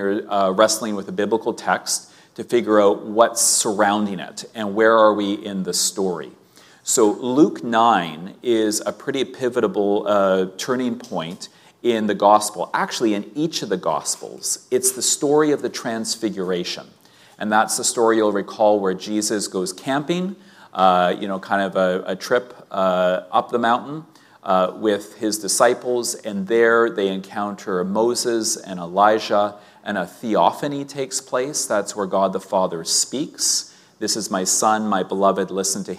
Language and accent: English; Winnipeg, Manitoba, Canada; growing up in Sunday school in Winnipeg